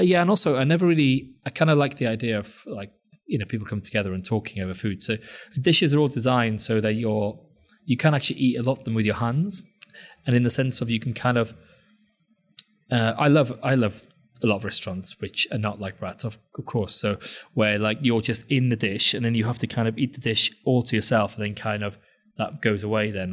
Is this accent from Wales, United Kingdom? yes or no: yes; Anglesey, North Wales, United Kingdom; now in London, United Kingdom; when I was growing up in Wales